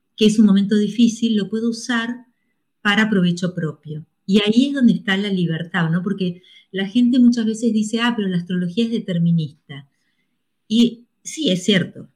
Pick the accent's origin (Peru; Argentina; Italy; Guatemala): Argentina; a mí me hubiese encantado nacer en Colombia en vez de la Argentina